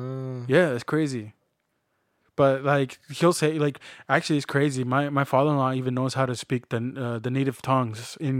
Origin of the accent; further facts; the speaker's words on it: Canada; Like, growing up in Canada, it's not unfortunate. Like, we're actually very fortunate.